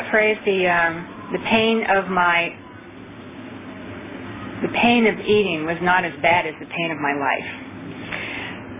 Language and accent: English; Seattle, Washington, United States; also born or lived in Orange County, California; now in Los Angeles, United States; I'm from Los Angeles, but I'm from Seattle, but then I moved to Orange County, went to OA in Orange County. Now I live in Los Angeles